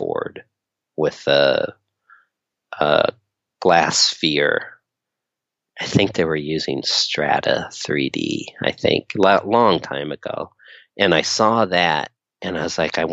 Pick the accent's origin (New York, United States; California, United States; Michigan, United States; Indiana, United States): California, United States; Inglewood; also born or lived in Torrance; I grew up in Inglewood, but I was bused out to school, in Torrance every day